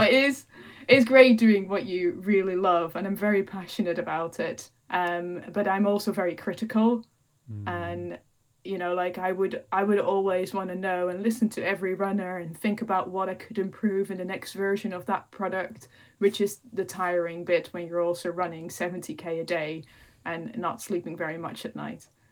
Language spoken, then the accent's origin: English; Netherlands; moved away as an adult; also born or lived in Peak District, United Kingdom; now in United Kingdom; I'm originally from the Netherlands, which is probably the flattest country uh, in Europe or even the world